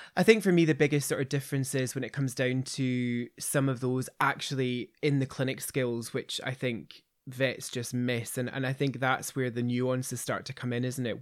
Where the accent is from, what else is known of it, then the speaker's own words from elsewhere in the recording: Kirkintilloch, Scotland, United Kingdom; I grew up in Kirkendilloch